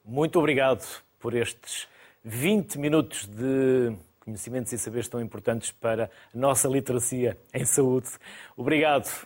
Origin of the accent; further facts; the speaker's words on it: Netherlands; Portuguese is a second language; moved away as an adult; now in Elvas, Portugal; Sou holandesa.